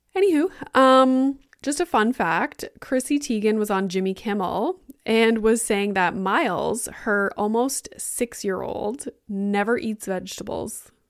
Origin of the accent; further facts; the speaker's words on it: Sudbury, Ontario, Canada; now in Toronto area, Canada; I'm from Sudbury